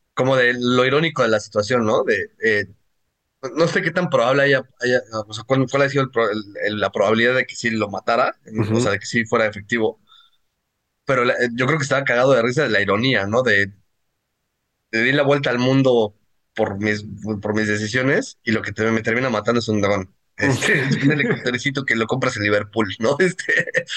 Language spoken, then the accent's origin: Spanish; Mexico; nosotros como mexicanos